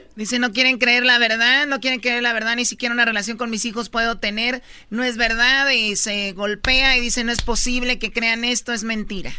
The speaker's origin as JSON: {"language": "Spanish", "town": "Tepatitlán", "region": "Jalisco", "country": "Mexico", "said": "yo soy de Tepatitlán y ahí está el Señor de la Misericordia"}